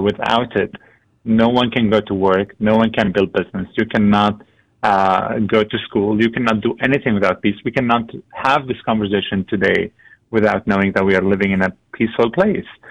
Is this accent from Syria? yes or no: yes; Syria; also born or lived in Lebanon; now in Antigonish, Canada; My family and I come from Syria. We fled the country in 2012